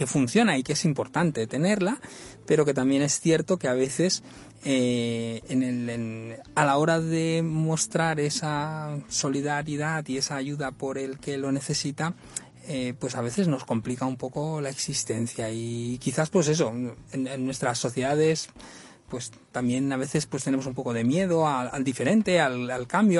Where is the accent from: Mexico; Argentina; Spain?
Spain; Badalona, Catalonia; mi tierra, en Badalona